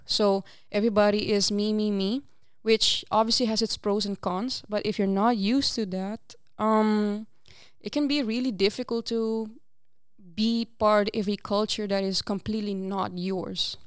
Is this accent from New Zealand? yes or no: no; Aruba; first language Papiamento; English is a second language; moved away as an adult; now in Netherlands; I actually was born and raised in Aruba, and I moved here to the Netherlands about six years ago